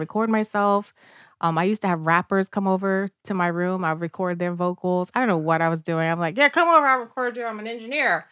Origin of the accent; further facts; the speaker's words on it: New York City, New York, United States; I grew up in the South Bronx in the eighties, which was a very, uh, tough place to grow up in.